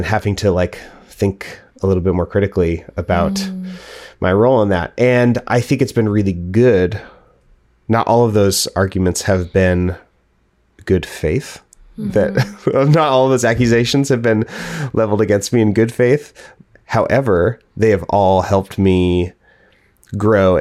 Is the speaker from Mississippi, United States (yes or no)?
no; Portland, Oregon, United States; I was raised in Portland and the surrounding area